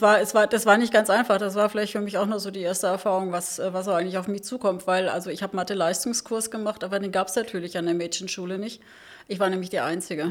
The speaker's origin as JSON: {"language": "German", "region": "Saarland", "country": "Germany", "tie": "born or raised there", "accent": "Saarland", "moved": "as an adult", "lives_now": "Berlin, Germany", "said": "Ich bin geboren im Saarland. Ähm, und da im kleinen Dorf, sehr konservative Umgebung"}